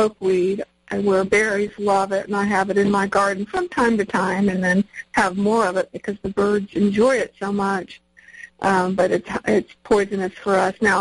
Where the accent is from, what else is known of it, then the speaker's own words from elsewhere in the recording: Norfolk, Virginia, United States; When I was a kid, I grew up in Norfolk, Virginia